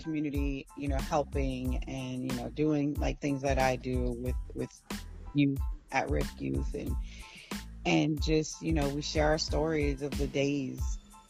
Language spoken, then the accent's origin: English; East Coast, United States; I am Mexican American, born and raised on the East Coast